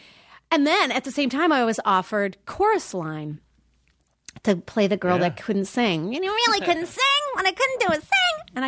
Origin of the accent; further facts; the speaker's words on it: Minnesota, United States; I came from Minnesota.